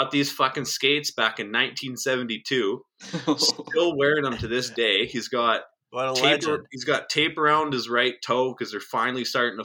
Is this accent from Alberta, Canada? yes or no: no; the Kootenays, British Columbia, Canada; now in Calgary, Canada; when we used to have parties down at the Glade Beach